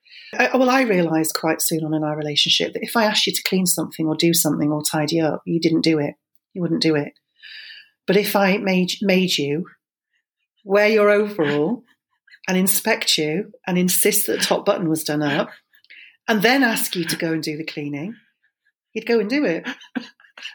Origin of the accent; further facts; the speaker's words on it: Germany; because I was born in Germany, I grew up in Germany, so where we lived in the married quarters, it was right next door to Germans.